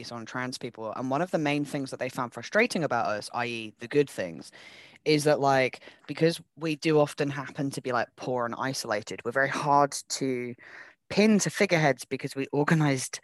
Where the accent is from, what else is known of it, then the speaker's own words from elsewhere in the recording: England, United Kingdom; as an English person